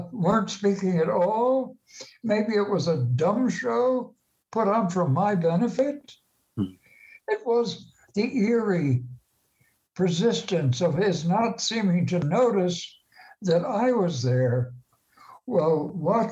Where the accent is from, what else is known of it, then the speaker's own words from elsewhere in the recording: Maplewood, New Jersey, United States; moved away; I grew up in Maplewood nearby